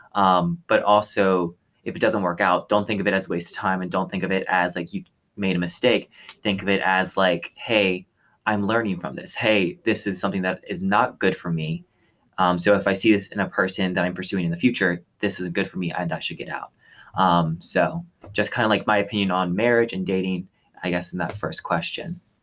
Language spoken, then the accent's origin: English; Texas, United States; moved away as an adult; I'm originally from Texas, and so I thought back at the community I had there